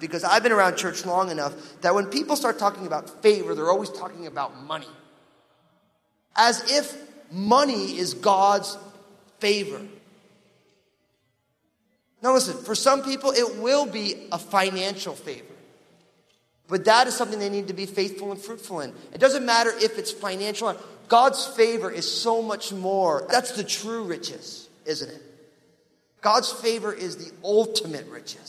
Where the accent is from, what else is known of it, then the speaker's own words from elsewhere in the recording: New Jersey, United States; I'm from New Jersey.